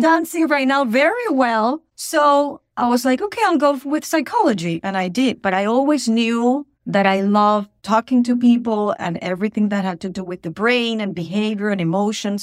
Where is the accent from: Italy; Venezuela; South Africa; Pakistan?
Venezuela; English is a second language; moved away as an adult; also born or lived in Boston, Massachusetts; now in United States; I was born in Venezuela, in South America. And at the age of twenty-three, I thought I want to experience what it would be to live somewhere else